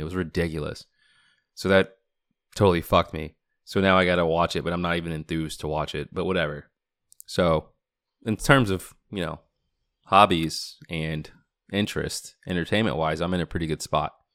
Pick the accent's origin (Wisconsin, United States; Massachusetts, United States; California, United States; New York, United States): Massachusetts, United States; Boston; now in Washington, DC, United States; I grew up in Boston